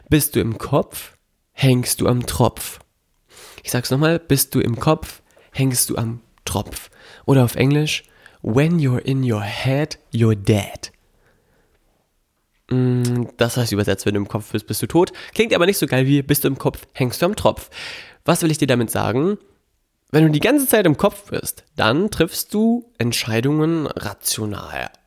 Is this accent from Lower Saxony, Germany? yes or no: yes; Melle, Lower Saxony, Germany; Meine Heimatstadt Melle, da wo ich herkomme, da wo meine Eltern auch leben, ähm, hat mir nicht gereicht vielleicht.